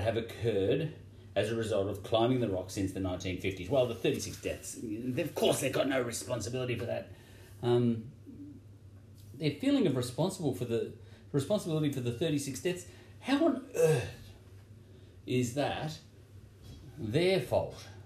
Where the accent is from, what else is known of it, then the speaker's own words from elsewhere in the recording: Victoria, Australia; I'm from Victoria